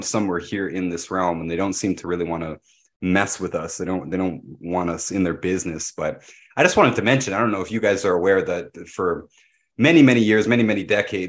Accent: Pickering, Ontario, Canada; the nuclear power plant that I grew up next to in Pickering, Ontario.

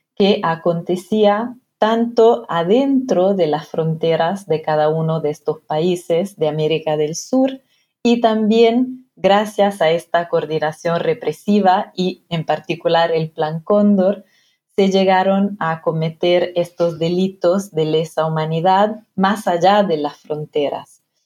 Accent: Piedmont, Italy; Spanish is a second language; moved away as an adult; also born or lived in Argentina; now in United Kingdom; donde nací, en Italia, en la región de Piemonte

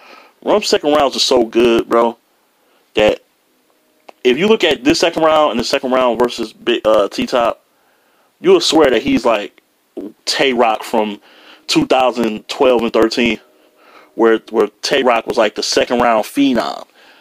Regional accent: Detroit, Michigan, United States; He was trying to say Detroit, but I'm from Detroit.

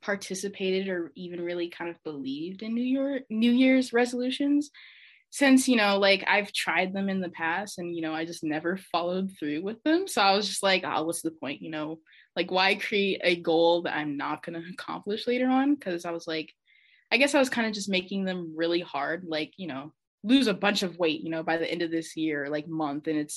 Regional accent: Omaha, Nebraska, United States; I'm from Omaha, Nebraska.

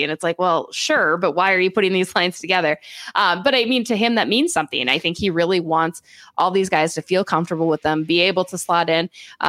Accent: Minnesota, United States; as a Minnesotan

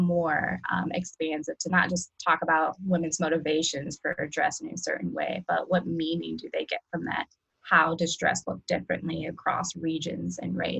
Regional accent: Cleveland, Ohio, United States; moved away; I am originally from Cleveland, Ohio

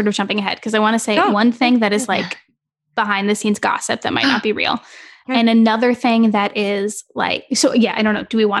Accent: United States; I'm from the New York, New Jersey border

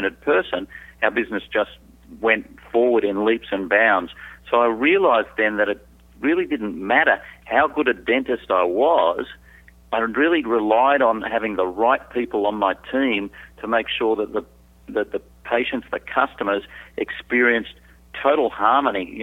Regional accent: Sydney, New South Wales, Australia; also born or lived in Southeast Asia; I'm from Sydney, Australia. I was born, I like to say I was made in Australia, but I was born overseas, lived my first 2 years in Southeast Asia.

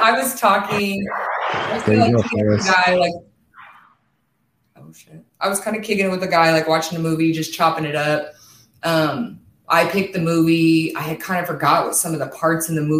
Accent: Kansas, United States; moved away as an adult; now in California, United States; I'm actually from Kansas and I moved to California.

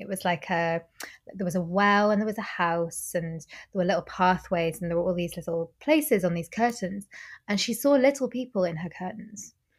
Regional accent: Normandy, France; now in Glasgow, United Kingdom; I grew up in Normandy

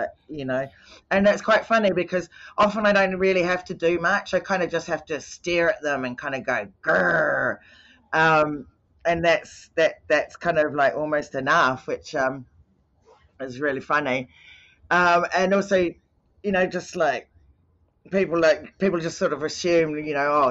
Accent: New Zealand; I grew up in New Zealand

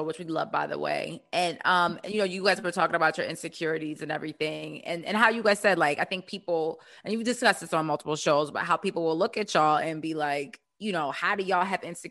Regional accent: Baltimore, Maryland, United States; we're from Baltimore

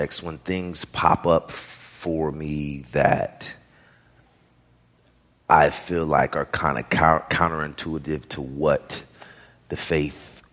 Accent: the Bay Area, California, United States; moved away as an adult; also born or lived in New York; I'm from the Bay Area

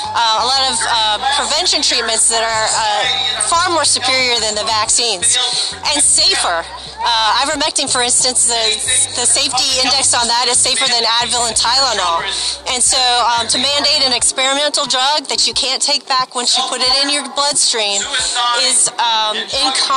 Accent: Virginia, United States; I'm from Virginia

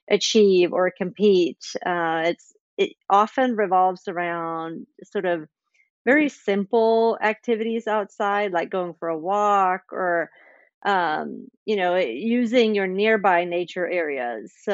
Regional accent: Sweden; moved away as an adult; also born or lived in Indiana, United States; I grew up in Sweden, but I've also lived in the States for 15 years

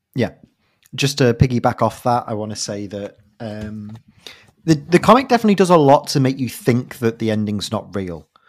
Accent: United Kingdom; As a Brit

